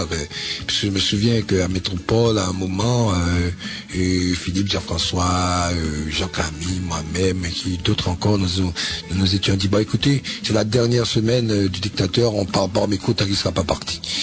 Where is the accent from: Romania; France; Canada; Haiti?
Haiti; la vraie musique euh, d'Haïti, hein, la vraie musique de nos racines